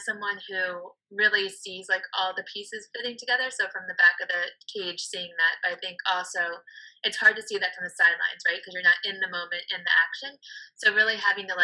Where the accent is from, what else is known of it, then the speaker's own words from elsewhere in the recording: Baltimore, Maryland, United States; moved away as an adult; now in Washington, D.C., United States; growing up in Baltimore